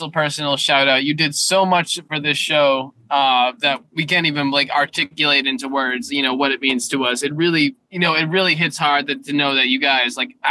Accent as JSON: {"language": "English", "town": "Boston", "region": "Massachusetts", "country": "United States", "tie": "born or raised there", "said": "working in my hometown, to be a Boston journalist"}